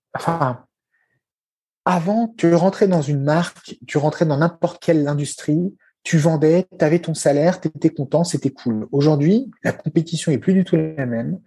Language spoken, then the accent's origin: French; France; nous, chez nous en France